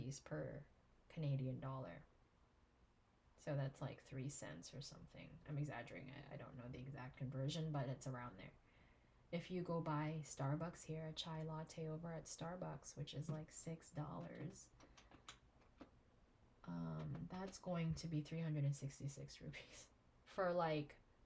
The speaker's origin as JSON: {"language": "English", "country": "Philippines", "said": "As a Filipino married to an Indian"}